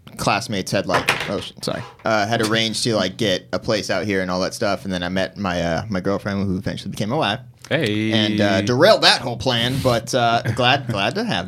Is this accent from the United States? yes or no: yes; Corona, California, United States; I grew up in Corona, which is basically an hour and a half outside